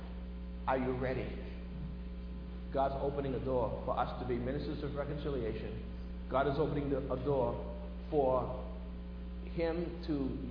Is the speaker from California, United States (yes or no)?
no; Boston, Massachusetts, United States; when I was growing up in Boston